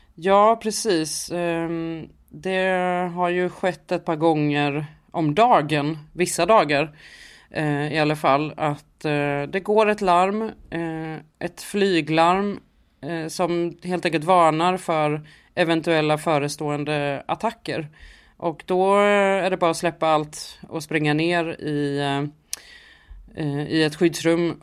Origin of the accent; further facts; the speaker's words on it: Sweden; vi är från Sverige och att vi kommer från svensk media